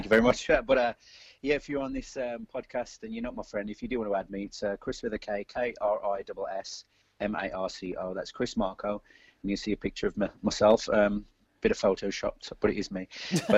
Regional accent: Wolverhampton, West Midlands, United Kingdom; We're four guys from Wolverhampton

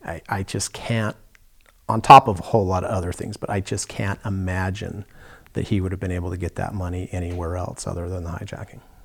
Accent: Ogden, Utah, United States; also born or lived in Fort Ord, California; I was three years old, uh, we moved from Fort Ord, California, up here to Ogden, Utah

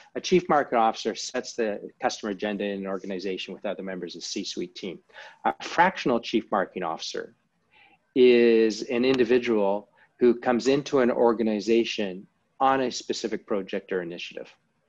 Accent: Canada; now in London, United Kingdom; As you mentioned, I'm Canadian, lived over in London, for most of my life and internationally.

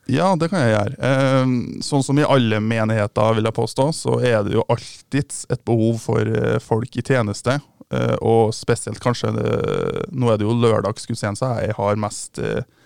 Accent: Mosvik, Trøndelag, Norway; moved away as an adult; now in Bergen, Norway; Jeg kommer da fra Mossvik, som er ei lita bygd et par timer utenfor Trondheim

